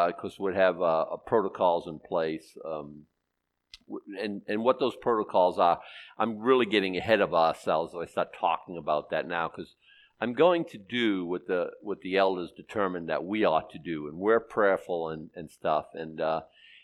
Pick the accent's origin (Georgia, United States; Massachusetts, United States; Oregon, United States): Massachusetts, United States; Boston; I was born in Boston